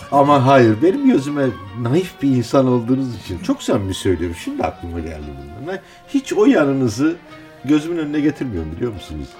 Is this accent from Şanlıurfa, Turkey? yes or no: yes; Şanlıurfa, Turkey; Doğduğum yerden ve kalben hiç kopmadığım yerden büyüdüğüm yere Şanlıurfa'ya.